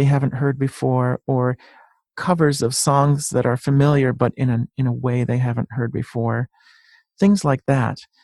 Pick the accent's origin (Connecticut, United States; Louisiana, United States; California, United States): Connecticut, United States; Bristol; also born or lived in Manchester, Connecticut; I grew up in Bristol, Connecticut. I'm not very far from Hartford either, but I'm in Manchester.